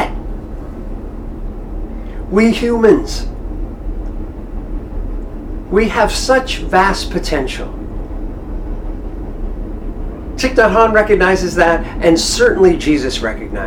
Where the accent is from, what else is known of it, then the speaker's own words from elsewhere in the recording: United States; I'm an American.